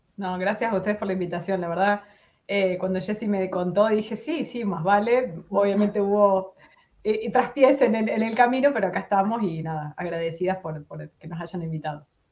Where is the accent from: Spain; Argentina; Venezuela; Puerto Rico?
Argentina; San Francisco, Córdoba; moved away as an adult; yo soy de San Francisco, está tres horas de la capital